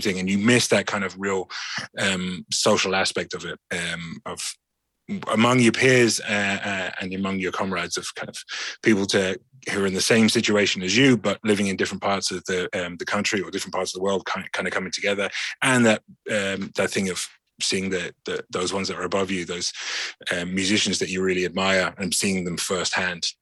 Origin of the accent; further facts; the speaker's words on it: London, United Kingdom; now in Ireland; I grew up in London